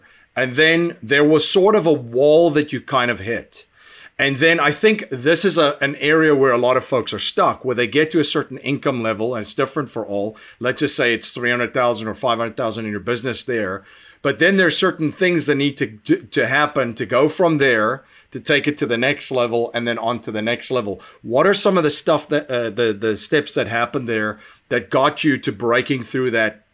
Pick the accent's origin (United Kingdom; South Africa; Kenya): South Africa; now in United States; I'm originally from South Africa